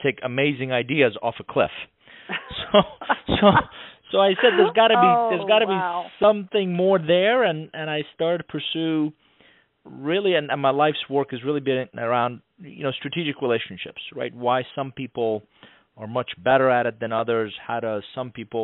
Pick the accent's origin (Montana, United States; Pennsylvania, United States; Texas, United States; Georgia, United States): Georgia, United States; Atlanta; born or raised there; English is a second language; also born or lived in Iran / New York